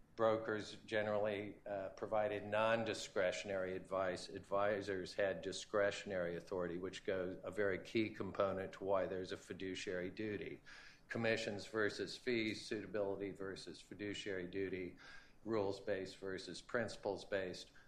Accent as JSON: {"language": "English", "region": "Kansas", "country": "United States", "tie": "born or raised there", "said": "my home state of Kansas"}